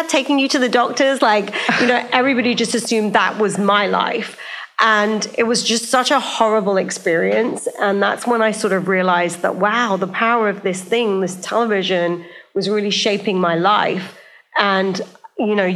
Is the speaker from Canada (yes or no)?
no; United Kingdom; moved away as an adult; also born or lived in Silicon Valley; I grew up in a small town outside of London, about 40 miles north of London, and there were just no South Asians